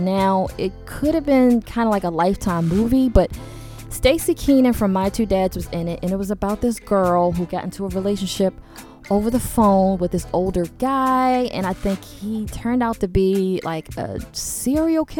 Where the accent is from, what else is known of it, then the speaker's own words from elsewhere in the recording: Baltimore, Maryland, United States; I'm from Baltimore